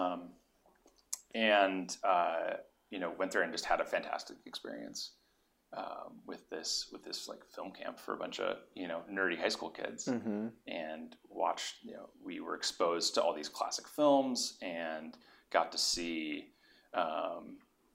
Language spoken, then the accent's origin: English; Tulsa, Oklahoma, United States; moved away as an adult; also born or lived in Providence, Rhode Island; now in Los Angeles, United States; I grew up in Tulsa, Oklahoma. Not originally from there